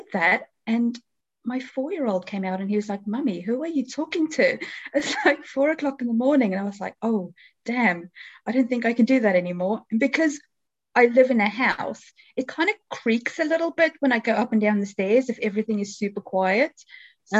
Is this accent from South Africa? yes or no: yes; South Africa; also born or lived in New Zealand; now in England; I was originally born and raised in South Africa